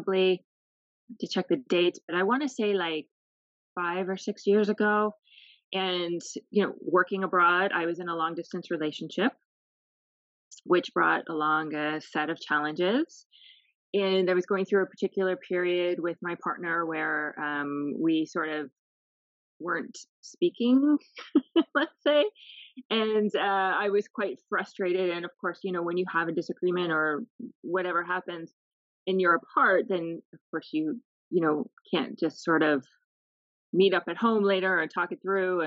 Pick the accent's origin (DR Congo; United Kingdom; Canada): Canada; moved away as an adult; now in Lebanon; I am Canadian. I am working here in Lebanon as a humanitarian aid